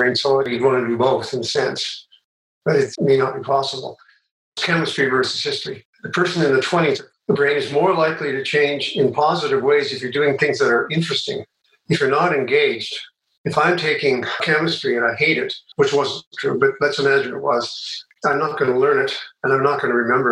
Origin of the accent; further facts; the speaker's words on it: Calgary, Alberta, Canada; I grew up in Calgary